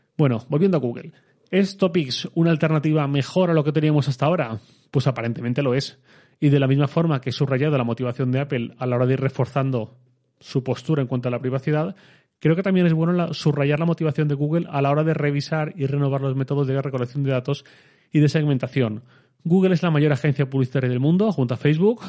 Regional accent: Torrent, Valencian Community, Spain; yo soy de Torrent, mi ciudad.

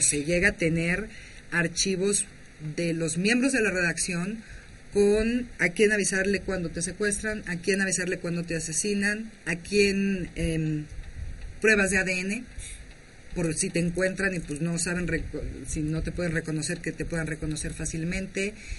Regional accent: Zacatecas, Mexico; now in Mexico City, Mexico; yo soy de Zacatecas y viví por allá cinco años como directora de un periódico

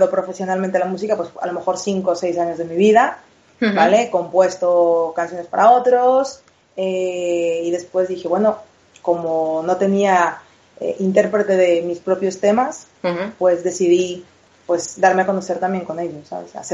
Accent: Veracruz, Mexico; moved away as an adult; now in Madrid, Spain; Yo, mira, eh, nací en Veracruz, en México, hace 33 hermosas primaveras.

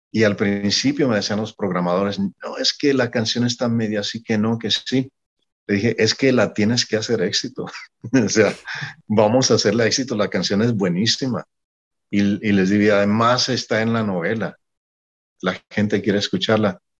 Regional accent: Mexico; also born or lived in Panama / Puerto Rico; yo soy mexicano, tengo acento porque he estado viviendo en Centroamérica, en Panamá, en Puerto Rico, y mi acento se ha arruinado

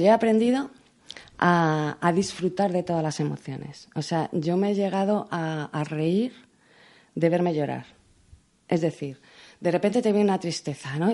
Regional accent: Spain; soy la primera española

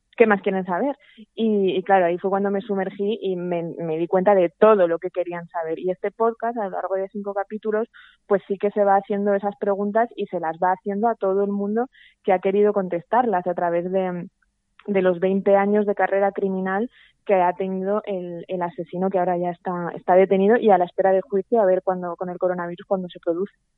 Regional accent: Zaragoza, Aragon, Spain; now in Madrid, Spain; yo soy de Zaragoza, aunque viva en Madrid

